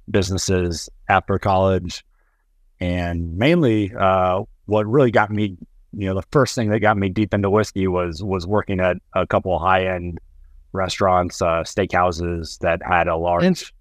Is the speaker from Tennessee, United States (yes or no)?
yes; Nashville, Tennessee, United States; Currently, I'm in my hometown of Nashville, Tennessee, at least for the next few days.